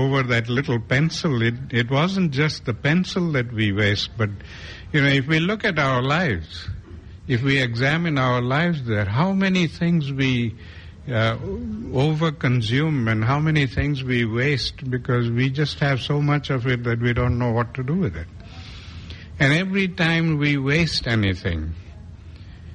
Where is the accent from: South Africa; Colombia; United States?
South Africa; we grew up in South Africa